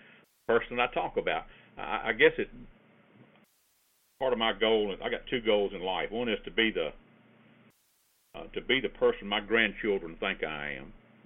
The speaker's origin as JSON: {"language": "English", "region": "the South", "country": "United States", "accent": "Southern", "said": "South because they talk like I do, most of them, anyway. But when I'm in other places, they'll say, where are you from? Meaning, where is that accent from?"}